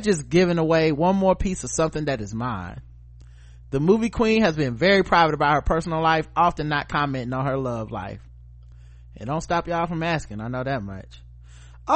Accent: North Carolina, United States; I grew up in North Carolina

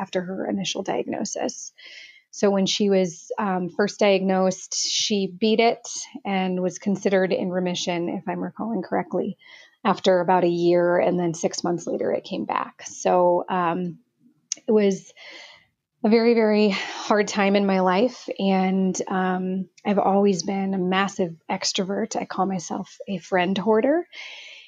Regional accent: Omaha, Nebraska, United States; I was born and raised in Omaha, Nebraska

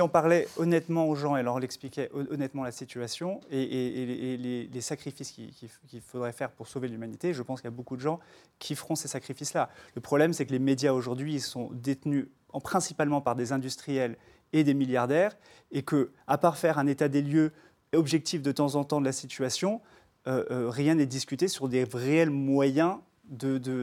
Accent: New York, United States; now in France; j'ai grandi à New York et, j'ai fait mes stages sur Wall Street

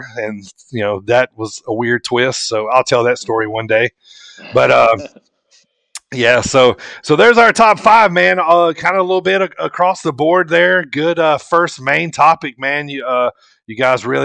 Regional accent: the South, United States; I grew up in the South

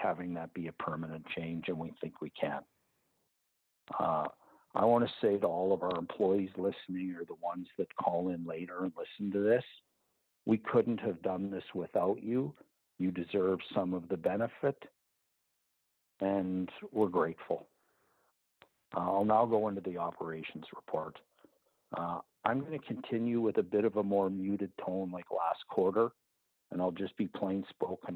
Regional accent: Canada; as a Canadian

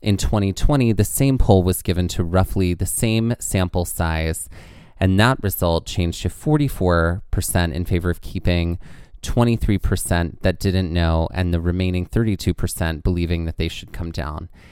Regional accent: Mississippi, United States; I grew up in Mississippi near this spot called Beauvoir

